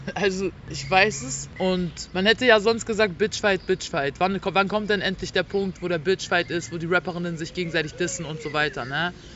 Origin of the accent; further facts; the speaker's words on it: Berlin, Germany; ich komme aus Berlin-Neukölln